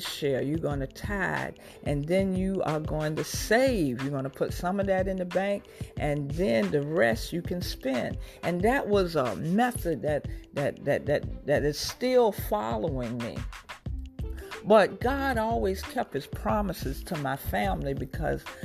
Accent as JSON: {"language": "English", "town": "Portsmouth", "region": "Virginia", "country": "United States", "tie": "born or raised there", "said": "I grew up in Portsmouth, Virginia, and I was an honor student"}